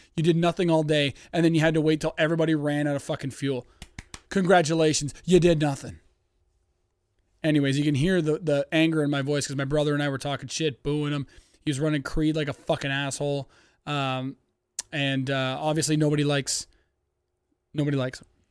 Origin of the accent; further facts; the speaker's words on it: Canada; I'm Canadian